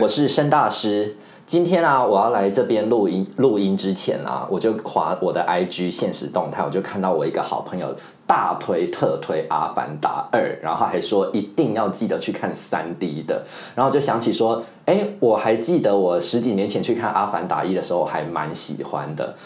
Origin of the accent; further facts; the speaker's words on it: Yunlin County, Taiwan; also born or lived in Wufeng, Taichung, Taiwan; 我就一直在台湾省长，然后我去国外读书，我没有在国外留学，就是生活过一段时间，所以我的所有生活经验都是在台湾。然后我记得我小时候，我不是，你知道我是云林人，可是其实我最小最小的时候，我不是在云林长大的